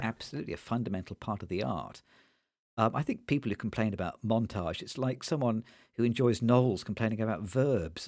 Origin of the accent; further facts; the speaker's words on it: Nottingham, East Midlands, United Kingdom; when I grew up in Nottingham